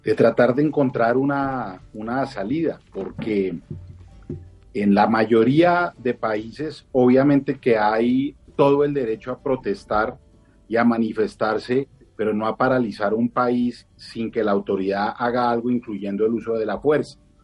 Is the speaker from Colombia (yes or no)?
yes; Bogotá, Colombia; como bogotano, me dan ganas de llorar